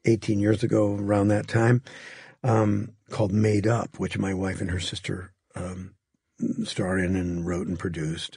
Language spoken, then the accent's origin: English; Green Bay, Wisconsin, United States; moved away; where I grew up in Green Bay, it was a, at that time, a town of maybe sixty-five thousand people.